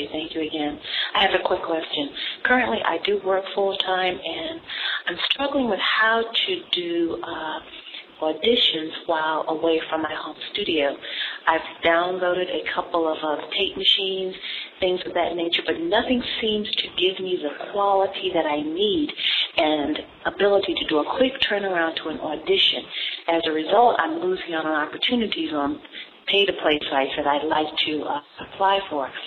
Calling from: Washington, District of Columbia, United States; I'm calling from the Washington, D.C. area.

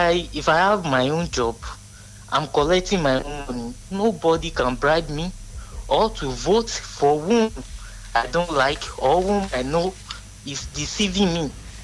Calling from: Ikoli, Ekiti, Nigeria; from Ikoli.

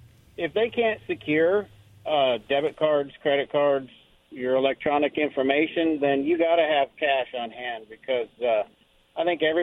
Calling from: Pasco, Washington, United States; … from Pasco.

